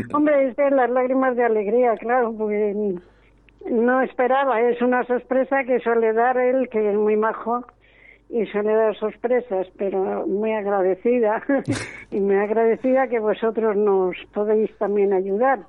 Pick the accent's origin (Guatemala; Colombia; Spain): Spain; Valladolid, Castile and León; Estoy aquí en Alicante, soy de Valladolid